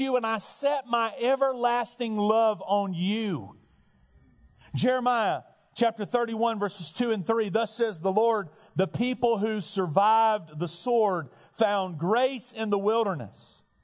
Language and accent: English; Alabama, United States; now in Perdido Key, FL, United States; I'm from Alabama